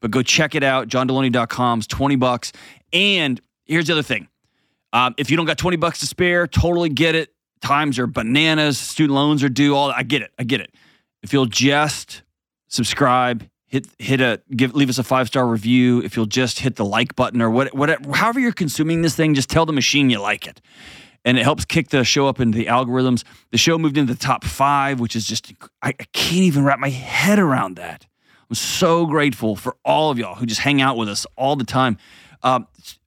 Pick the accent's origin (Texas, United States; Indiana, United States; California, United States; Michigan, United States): Texas, United States; Houston; my hometown, H-Town